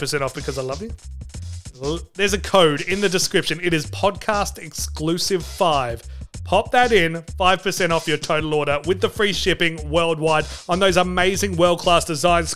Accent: Australia; I'm an Aussie.

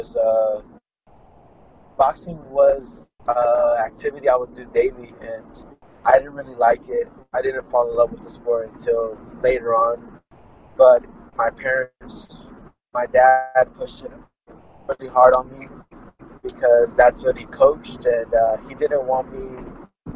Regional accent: Fresno, California, United States; I'm from Fresno, California, United States of America

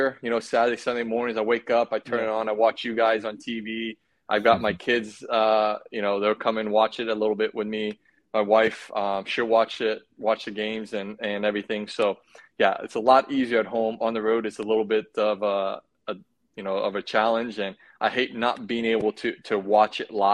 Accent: United States; as an American

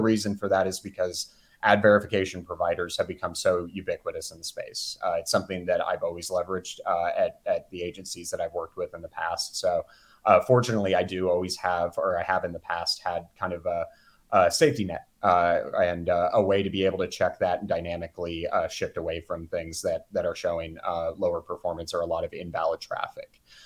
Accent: Houston, Texas, United States; also born or lived in Mississippi; now in Kansas City, United States; originally, I'm from the Houston area.

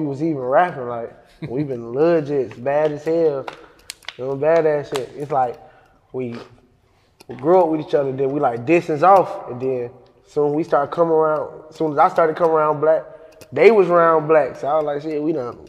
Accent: Columbia, South Carolina, United States; I'm from Columbia, but I'm from Leesburg.

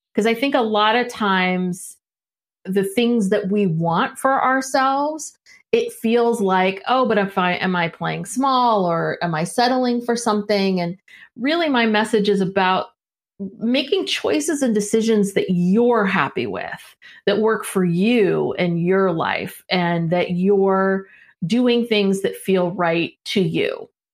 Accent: San Francisco Bay Area, California, United States; also born or lived in Los Angeles; I'm from the San Francisco Bay Area. I'm a Northern California kid.

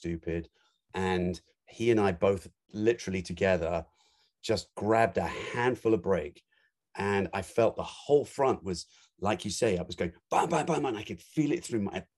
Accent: London, United Kingdom; I grew up in London

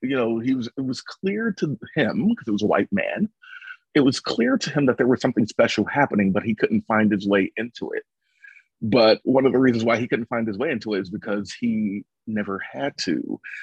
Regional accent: Philadelphia, Pennsylvania, United States; the area that I grew up in in South Philadelphia, because I grew up in a very nakedly urban inner city context

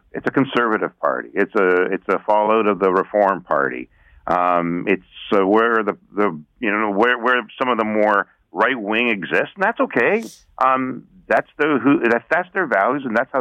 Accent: Canada; I am looking at this as a Canadian

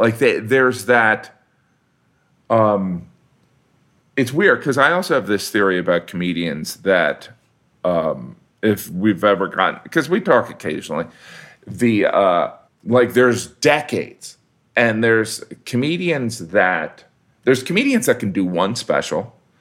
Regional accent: Indiana, United States; I'm from the Midwest, which I am

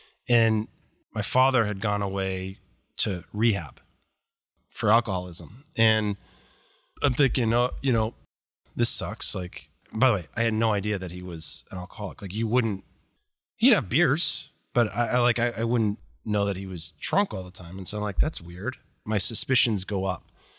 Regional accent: Boston, Massachusetts, United States; I grew up in outside of Boston in a very affluent suburb of Boston, and life was amazing.

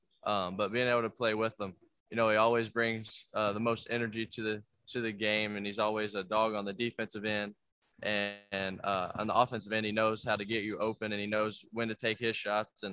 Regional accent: Kentucky, United States; I'm from Kentucky. I live an hour from Kentucky.

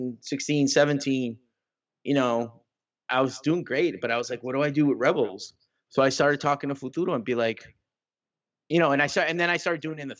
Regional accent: Bronx, New York, United States; You think because I'm from the Bronx. I know where Harlem is. I remember 125th Street.

